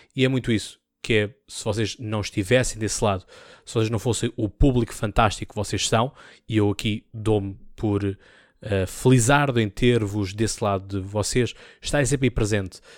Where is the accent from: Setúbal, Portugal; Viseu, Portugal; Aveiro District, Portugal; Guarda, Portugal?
Setúbal, Portugal; Seixal; eu sou do Distrito de Setúbal, sou do Seixal, tenho muito orgulho uh, no meu conceito, tenho muito orgulho no meu distrito